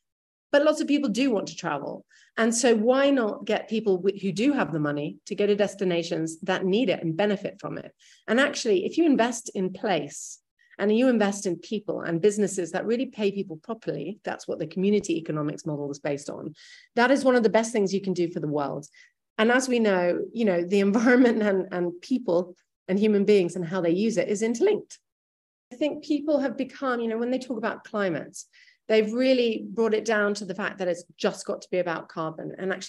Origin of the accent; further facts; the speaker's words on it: New York, United States; And I grew up actually in New York and my whole childhood was moving around.